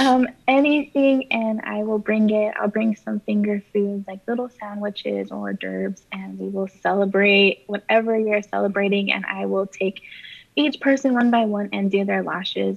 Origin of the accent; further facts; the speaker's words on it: Corpus Christi, Texas, United States; I've been here, born and raised my entire life